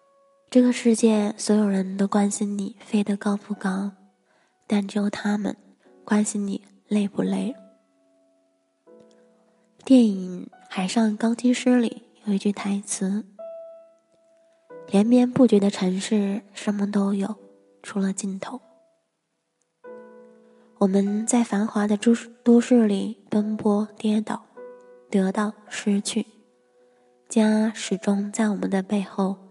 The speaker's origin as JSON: {"language": "Chinese", "town": "Qingdao", "region": "Shandong", "country": "China", "tie": "born or raised there", "also_born_or_lived": "Beijing", "said": "我也去了北京待了一段时间，也去了其他的城市。但无论走了多远，到了什么地方，我还是会突然想起我的家乡青岛。"}